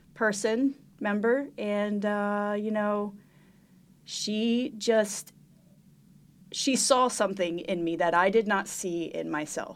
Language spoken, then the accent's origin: English; Montgomery County, Pennsylvania, United States; I grew up in Montgomery County